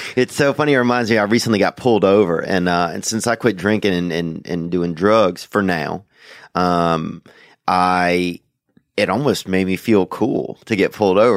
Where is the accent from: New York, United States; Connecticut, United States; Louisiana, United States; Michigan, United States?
Louisiana, United States; moved away; I grew up in Louisiana